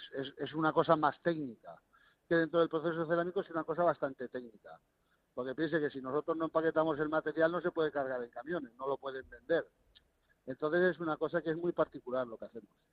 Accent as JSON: {"language": "Spanish", "country": "Spain", "moved": "as an adult", "lives_now": "Morocco", "said": "yo como español"}